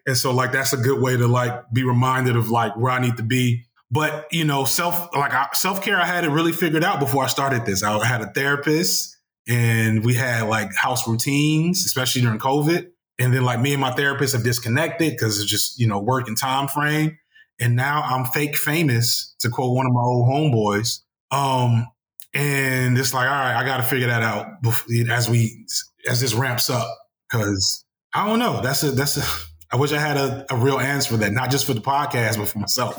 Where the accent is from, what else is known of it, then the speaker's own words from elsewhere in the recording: Chicago, Illinois, United States; I'm from Chicago